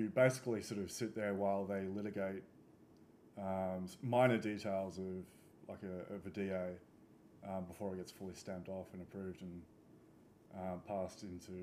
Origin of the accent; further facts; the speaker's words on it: the country between Kapiti and Arcadia, New South Wales, Australia; I grew up out in the country, so between Kapiti and Arcadia